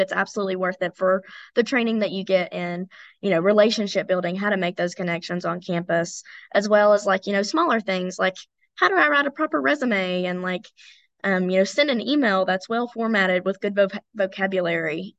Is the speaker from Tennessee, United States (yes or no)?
yes; Elizabethton, Tennessee, United States; I'm from Elizabethton, Tennessee, which is just about an hour from Emory